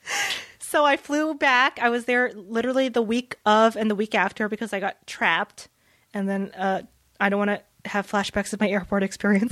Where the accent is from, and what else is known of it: New Orleans, Louisiana, United States; born or raised there; first language Vietnamese; English is a second language; now in Southern California, United States